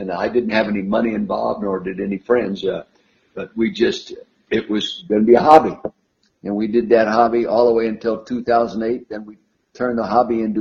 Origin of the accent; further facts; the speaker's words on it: Calistoga, California, United States; I was born and raised in the Napa Valley, Calistoga, at the North End